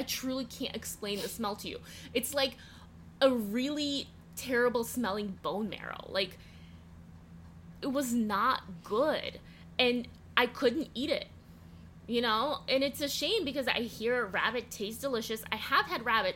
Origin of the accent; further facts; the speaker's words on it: Russia; moved away; I grew up in Russia.